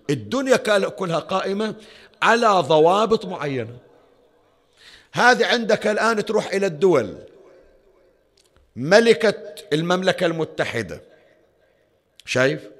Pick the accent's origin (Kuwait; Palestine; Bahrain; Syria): Bahrain; احنا الحمد لله رب العالمين عندنا في البحرين ومناطق الخليج الشكل اكو قرى واكو مناطق